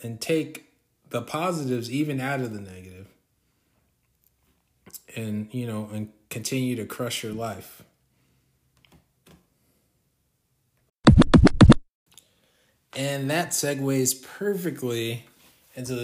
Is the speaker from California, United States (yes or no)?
yes; Orange County, California, United States; I'm from California, Orange County, California to be exact